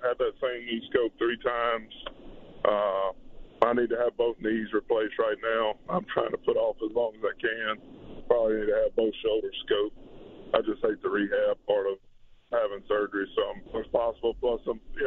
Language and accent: English; Louisiana, United States; my hometown or home state Saints, which everybody that I grew up with watched